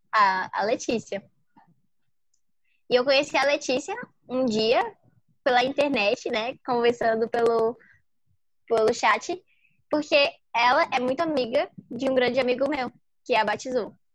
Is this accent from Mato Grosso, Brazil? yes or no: no; Iguatu, Ceará, Brazil; eu tenho 15 anos e eu sou do Iguatu, Ceará, Nordeste brasileiro. Eu moro aqui, sempre morei aqui